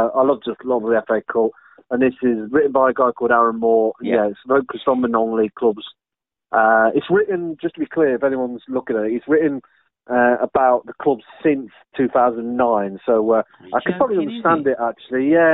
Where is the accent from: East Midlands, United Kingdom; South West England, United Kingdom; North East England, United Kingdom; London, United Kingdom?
East Midlands, United Kingdom; village near Coalville, Leicestershire; moved away; My town where I'm originally from, and a village nearby called Colville Town